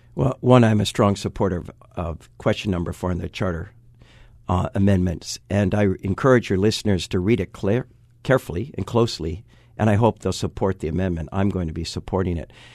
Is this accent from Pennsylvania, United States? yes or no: no; Waipahu, Hawaii, United States; when I was born in Waipahu, four hundred fifty thousand people lived on this island